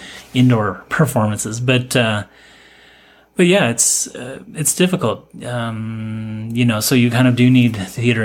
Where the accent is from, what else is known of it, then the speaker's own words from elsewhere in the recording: Michigan, United States; moved away as an adult; also born or lived in New York / Chicago / Vancouver; now in Toronto, Canada; I grew up in Michigan.